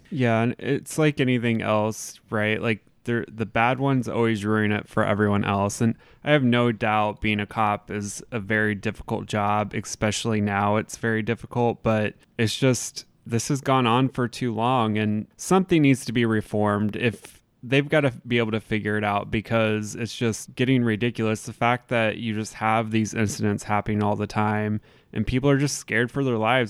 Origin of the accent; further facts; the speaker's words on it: Southern Indiana, United States; me being the white person growing up in Southern Indiana